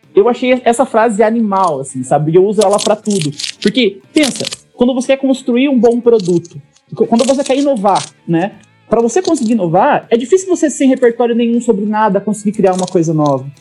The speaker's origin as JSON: {"language": "Portuguese", "town": "Roncador", "region": "Paraná", "country": "Brazil", "tie": "born or raised there", "said": "eu nasci em Roncador, que é uma cidade minúscula do interior do Paraná, tem menos de 10 mil habitantes"}